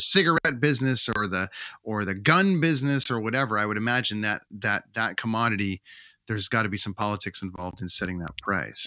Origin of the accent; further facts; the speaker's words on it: Canada; as a Canadian